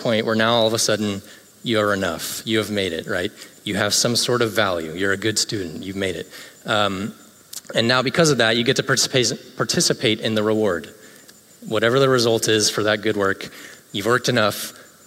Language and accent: English; Greenville, South Carolina, United States; now in Orlando, United States; In my hometown of Greenville, South Carolina